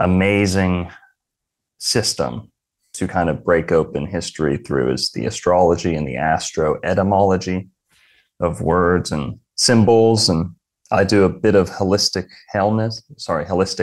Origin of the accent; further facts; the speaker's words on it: Florida, United States; I was born in Florida, lived in Florida my whole life.